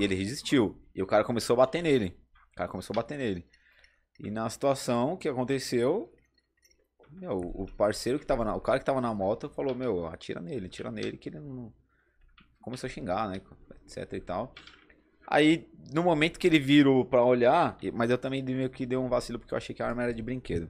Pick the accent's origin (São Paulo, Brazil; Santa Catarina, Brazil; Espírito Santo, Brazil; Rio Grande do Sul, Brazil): São Paulo, Brazil; eu vim daqui, da, da, da, da quebrada, né? Do Capão.